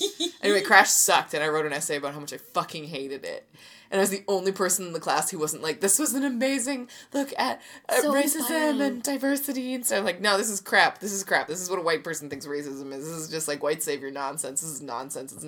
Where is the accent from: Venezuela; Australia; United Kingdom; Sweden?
United Kingdom; I'm British